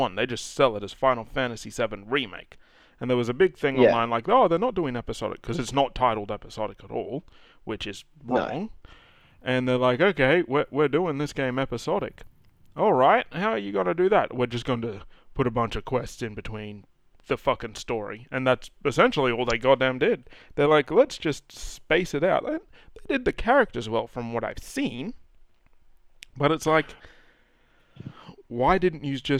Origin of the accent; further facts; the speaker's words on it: Australia; we're also Australian